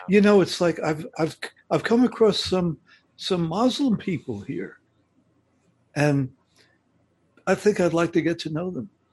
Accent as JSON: {"language": "English", "town": "New York City", "region": "New York", "country": "United States", "said": "I come from New York City"}